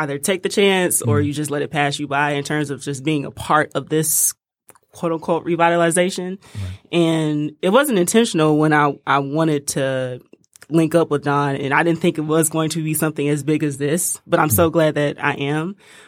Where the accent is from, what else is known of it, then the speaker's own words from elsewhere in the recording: Detroit, Michigan, United States; Yeah, West Side.